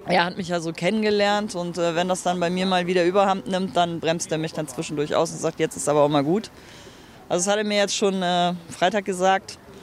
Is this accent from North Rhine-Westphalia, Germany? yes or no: yes; North Rhine-Westphalia, Germany; also born or lived in Cologne; man fühlt sich direkt irgendwie ein bisschen zu Hause als Rheinländer oder als Niederrheiner